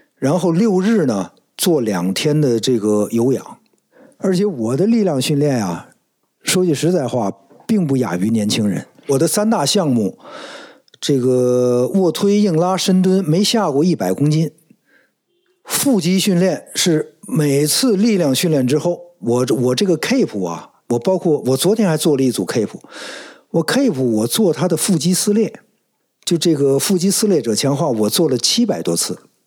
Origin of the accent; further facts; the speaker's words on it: Beijing, China; 夏天 游泳，发一胡游过，时常海游过，冬天滑冰